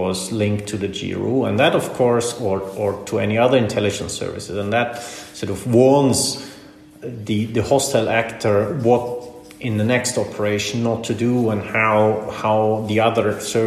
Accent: Austria; In Austria, for example, my home country

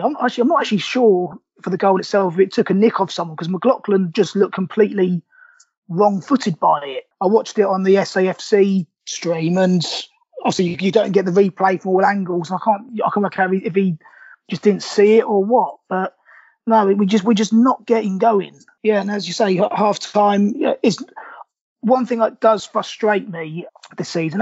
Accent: Milton Keynes, South East England, United Kingdom; I born and raised in Milton Keynes. My parents from Sunderland

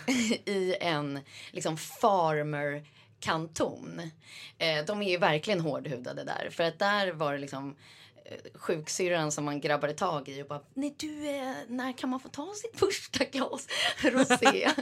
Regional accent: Sweden; moved away as an adult; also born or lived in New York; now in Switzerland; även om man är liksom en svensk

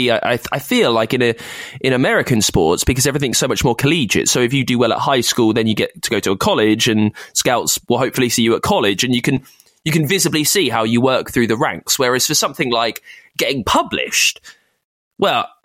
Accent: United Kingdom; I'm British

